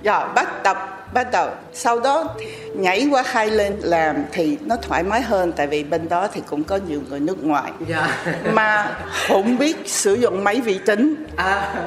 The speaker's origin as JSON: {"language": "Vietnamese", "country": "Vietnam", "tie": "born or raised there", "also_born_or_lived": "France", "moved": "yes", "said": "mình sinh ở Việt Nam"}